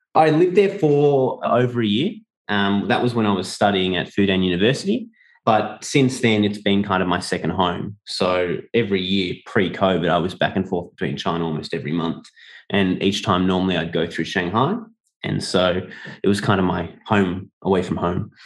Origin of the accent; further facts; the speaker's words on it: Melbourne, Victoria, Australia; 我 的 老 家 墨 尔 本